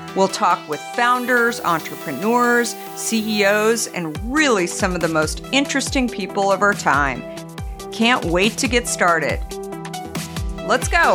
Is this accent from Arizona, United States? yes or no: yes; Arizona, United States; I'm also from Arizona